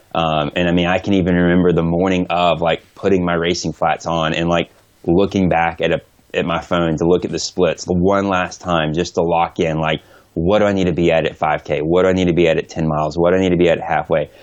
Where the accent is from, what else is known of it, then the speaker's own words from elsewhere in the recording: Atlanta, Georgia, United States; now in Oregon, United States; my hometown